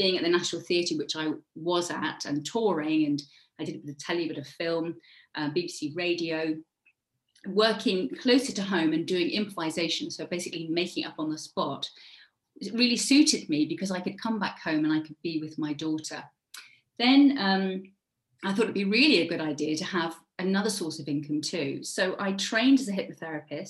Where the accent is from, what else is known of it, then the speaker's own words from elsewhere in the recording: Devon, South West England, United Kingdom; moved away; also born or lived in Cornwall; I was born in Devon. So if any of you have ever been to the UK, it's the very furthest kind of, it's the sort of southwest of the UK. And I grew up there, and then I moved to Cornwall